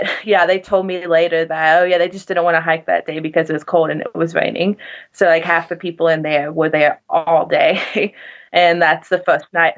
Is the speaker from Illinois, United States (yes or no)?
no; South Carolina, United States; I'm from South Carolina.